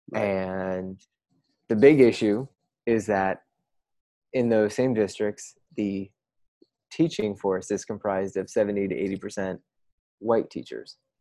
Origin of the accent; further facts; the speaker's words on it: Midwest, United States; now in West Coast, United States; I, now live on the West Coast. I'm you know I'm from the Midwest as well